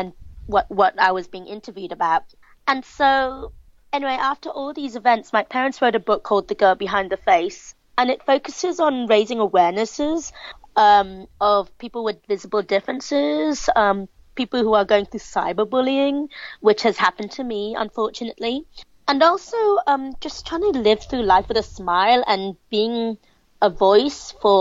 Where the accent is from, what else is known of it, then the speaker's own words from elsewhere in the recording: Hong Kong; I'm from Hong Kong.